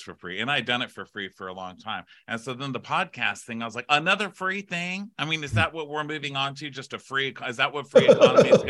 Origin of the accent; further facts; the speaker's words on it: El Paso, Texas, United States; moved away as an adult; also born or lived in New York City / Los Angeles; now in Austin, United States; I'm from El Paso, Texas. I moved to New York City, the big city, mm-hmm. on my 18th birthday.